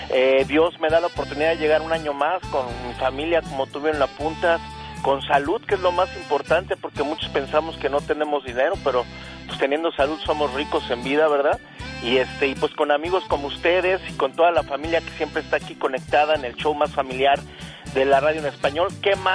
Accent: Los Angeles, California, United States; born or raised there

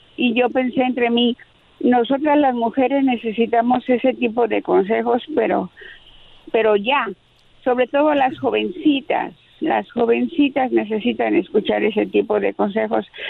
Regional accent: Mexico City, Mexico; es de la Ciudad de México como yo

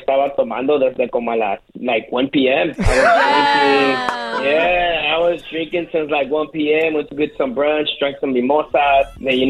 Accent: Los Angeles, California, United States; born and raised in Los Angeles, man.

